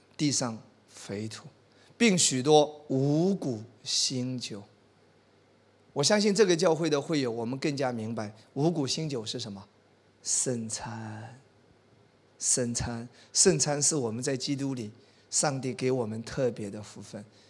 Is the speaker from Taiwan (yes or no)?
no; China; 我们中国人